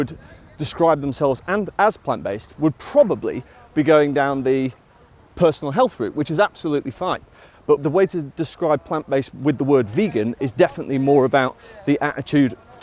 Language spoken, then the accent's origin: English; Sheffield, Yorkshire and the Humber, United Kingdom; we're both from Sheffield, we both grew up in regular eating households